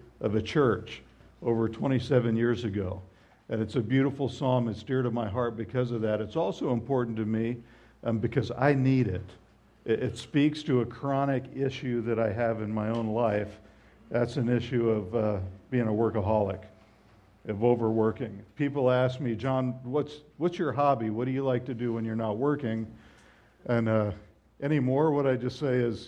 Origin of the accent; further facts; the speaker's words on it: Southwest Florida, United States; I grew up in Southwest Florida, but my parents were Midwesterners